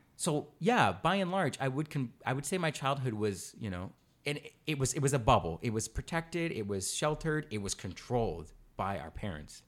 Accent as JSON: {"language": "English", "country": "Canada"}